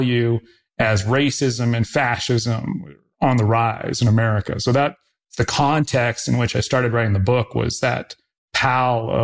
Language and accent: English; Canada; now in Los Angeles, United States; I'm originally from Canada